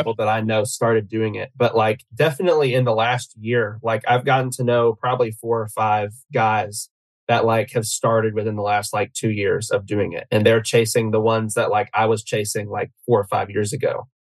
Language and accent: English; Atlanta, Georgia, United States; I'm from Atlanta